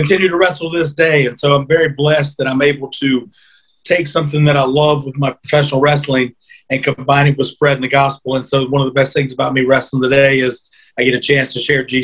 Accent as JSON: {"language": "English", "region": "North Carolina", "country": "United States", "tie": "born or raised there", "said": "As a young kid, I grew up in North Carolina."}